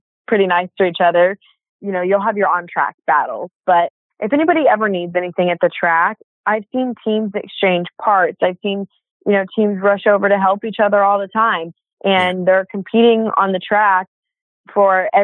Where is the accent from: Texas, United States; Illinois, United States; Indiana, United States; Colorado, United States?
Indiana, United States; Indianapolis; I grew up in Indiana, like you said, again, and kind of never really left Indiana.